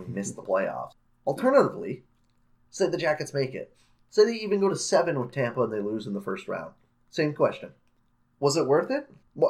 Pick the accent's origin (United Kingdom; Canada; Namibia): Canada; as a Canadian.